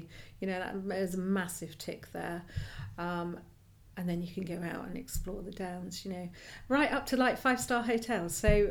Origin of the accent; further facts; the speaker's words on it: Buckinghamshire, South East England, United Kingdom; moved away as an adult; also born or lived in New Forest, Hampshire / Lymington; now in Dorset/Hampshire border, United Kingdom; but I wasn't born and bred down here at all. You know, I was born in Buckinghamshire actually, and moved down here, down to Hampshire, after kind of a bit of world travel, because I wanted to be by the coast